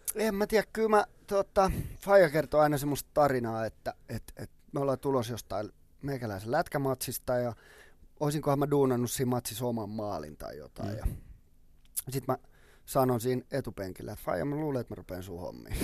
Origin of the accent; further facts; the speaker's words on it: Helsinki, Uusimaa, Finland; also born or lived in Sipoo; mä oon syntynyt Töölössä ja me asuttiin kymmenen vuotta about Töölössä